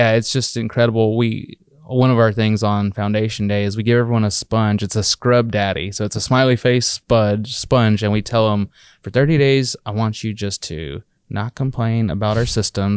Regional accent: Texas, United States; we're from Texas originally, our founders, and a lot of us are.

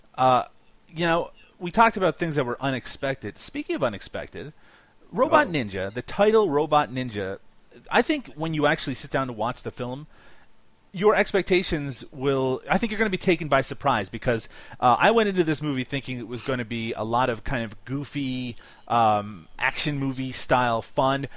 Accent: Canada; accent: Canadian; my Canadian accent

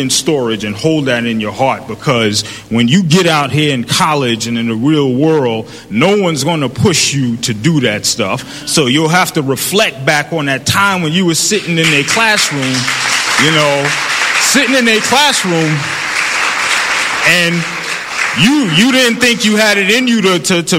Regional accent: New York City, New York, United States; growing up in the Bronx

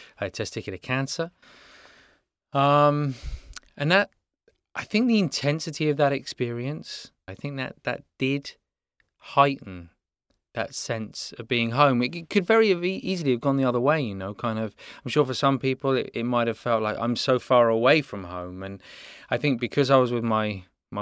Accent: England, United Kingdom; moved away as an adult; now in Los Angeles, United States; we grow up with in England.

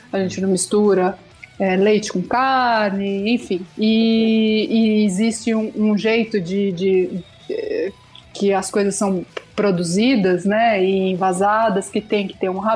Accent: Northeast Region, Brazil; Eu sou do Nordeste.

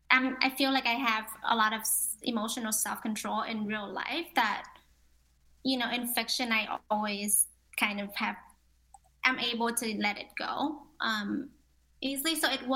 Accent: Ho Chi Minh City, Vietnam; I'm from Ho Chi Minh. I was born in Ho Chi Minh.

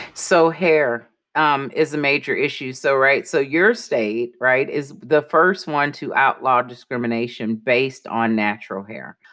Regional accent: Milwaukee, Wisconsin, United States; I'm originally from Milwaukee, Wisconsin

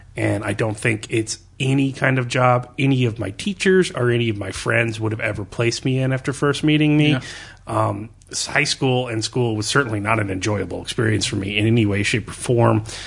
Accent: Missouri, United States; Born in Missouri, family raised in Missouri

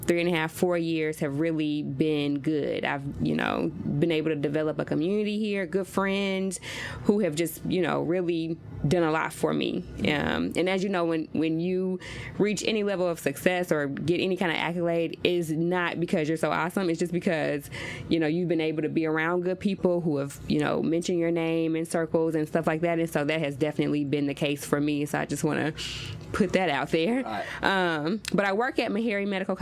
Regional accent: Oxford, Mississippi, United States; now in Nashville, United States; I grew up in Oxford, Mississippi

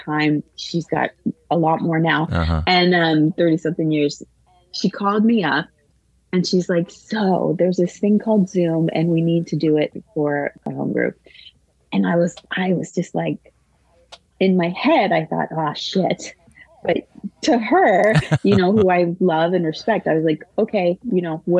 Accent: Los Angeles, California, United States; moved away as an adult; also born or lived in Brooklyn, New York; now in New York City, United States; I'm not from New York. I'm from California.

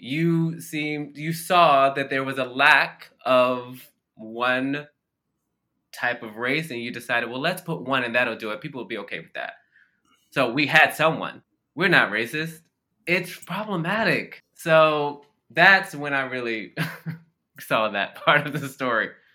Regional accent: Baltimore, Maryland, United States; I grew up in Baltimore, Maryland, which is a largely black city

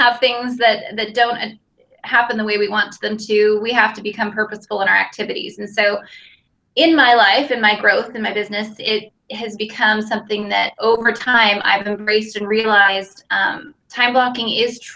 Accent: Pacific Northwest, United States; moved away as an adult; also born or lived in Arizona; Grew up in the Pacific Northwest. So I am currently back in Seattle. Moved to Arizona about 14 years ago.

